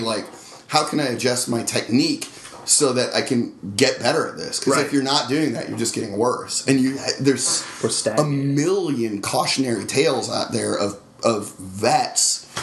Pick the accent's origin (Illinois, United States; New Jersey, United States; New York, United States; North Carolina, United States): North Carolina, United States; I spent time growing up in North Carolina